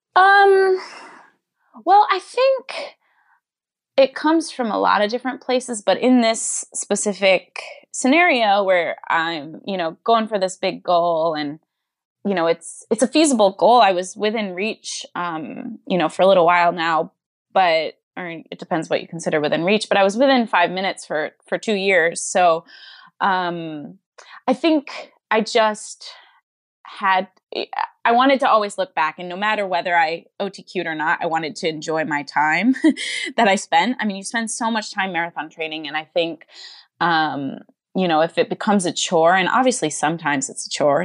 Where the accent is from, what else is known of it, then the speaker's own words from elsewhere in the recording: Johnson City, New York, United States; I grew up in Johnson City, New York